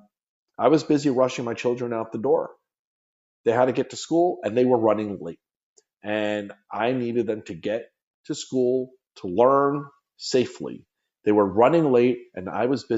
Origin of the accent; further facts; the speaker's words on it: Long Island, New York, United States; moved away as an adult; now in Florida, United States; Growing up on Long Island